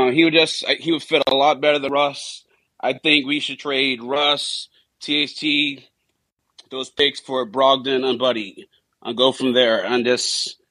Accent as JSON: {"language": "English", "country": "Bahamas", "said": "I'm from the Bahamas"}